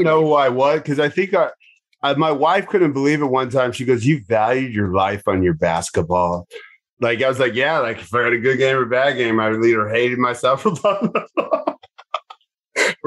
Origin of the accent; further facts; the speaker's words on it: Omaha, Nebraska, United States; I'm Jewish from Omaha, Nebraska